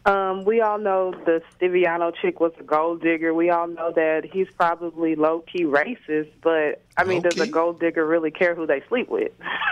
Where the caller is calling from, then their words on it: St. Louis, Missouri, United States; I'm calling from St. Louis.